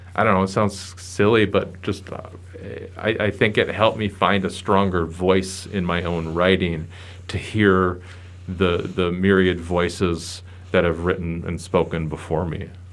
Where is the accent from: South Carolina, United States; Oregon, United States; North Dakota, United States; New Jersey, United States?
North Dakota, United States; Bismarck; growing up in the Bismarck-Mandan area.